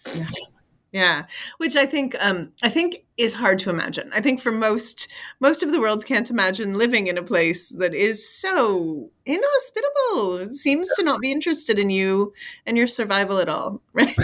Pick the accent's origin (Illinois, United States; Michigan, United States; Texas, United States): Michigan, United States; I'm from Michigan in the, which is, uh, we have serious winters